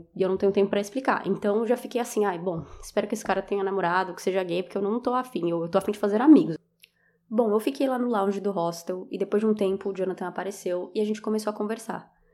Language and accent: Portuguese; Brazil; eu sou do Brasil